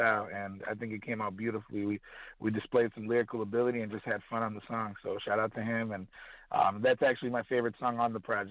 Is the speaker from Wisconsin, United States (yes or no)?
yes; Kenosha, Wisconsin, United States; moved away as an adult; now in Chicago, United States; my hometown of Kenosha, Wisconsin